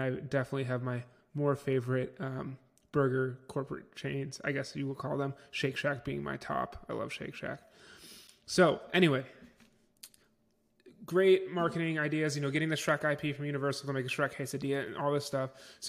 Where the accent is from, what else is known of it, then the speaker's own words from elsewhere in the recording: Niagara Falls, New York, United States; I grew up in Niagara Falls, New York, so near me there is one.